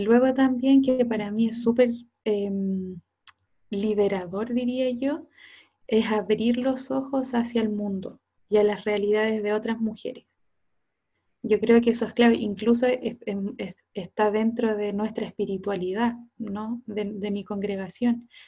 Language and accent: Spanish; Cauquenes, Maule, Chile; yo soy de cauquenes